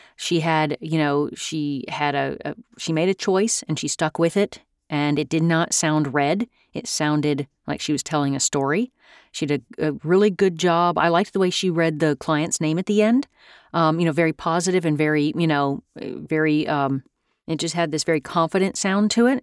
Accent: United States; as an American

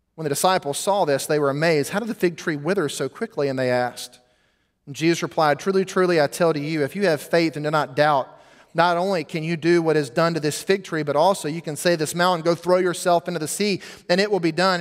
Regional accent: United States; we, as American Christians

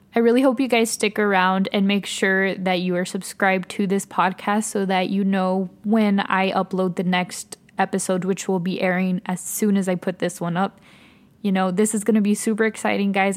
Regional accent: El Paso, Texas, United States; moved away as an adult; now in Austin, United States; I'm originally from El Paso, Texas. I currently live in Austin, Texas

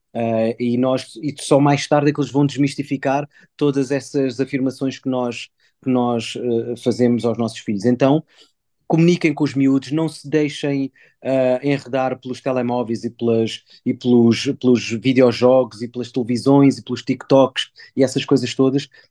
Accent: Mozambique; sendo eu africano, nascido em Moçambique

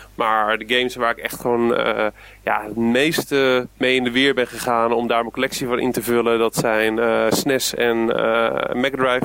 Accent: Gouda, South Holland, Netherlands; in Gouda, waar ik vandaan kom

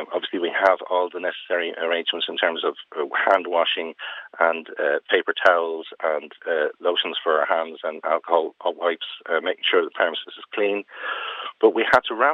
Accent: Ireland; Being Irish

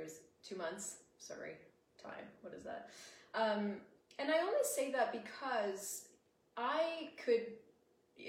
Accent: United States; accent: American; my American accent

